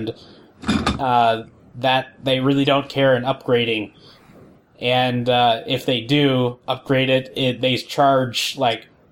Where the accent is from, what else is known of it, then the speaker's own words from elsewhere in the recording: Ohio, United States; moved away; came back from Ohio with gallon milk jugs filled with water from my hometown